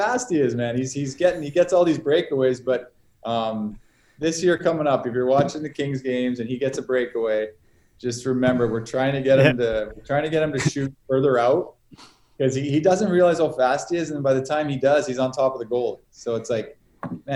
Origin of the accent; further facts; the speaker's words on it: Yorkton, Saskatchewan, Canada; also born or lived in Melville, Saskatchewan; We moved to Yorkton, so I grew up and pretty much call my hometown Yorkton.